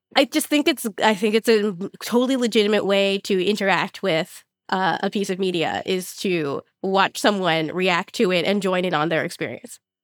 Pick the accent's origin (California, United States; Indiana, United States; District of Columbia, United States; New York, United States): California, United States; Los Angeles; what I grew up going to in Los Angeles